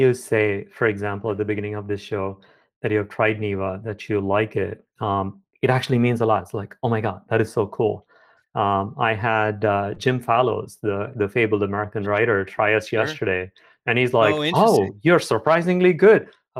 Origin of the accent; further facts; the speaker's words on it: South India, India; moved away as an adult; also born or lived in Chennai; now in United States; Yeah, I grew up in South India. My parents moved all the time. So I moved pretty much every year. I went to get my bachelor's at IIT Madras. It's in a big South Indian city called Chennai. Then came to Brown for a PhD.